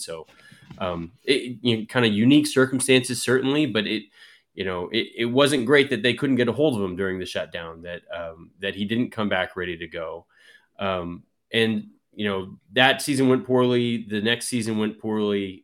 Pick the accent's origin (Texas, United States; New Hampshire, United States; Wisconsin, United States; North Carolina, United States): Texas, United States; Dallas; I grew up in Dallas